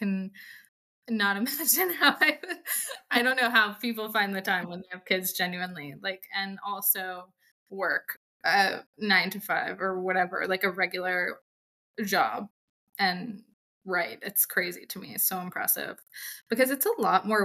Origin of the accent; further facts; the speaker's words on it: Atlanta, Georgia, United States; I am from Atlanta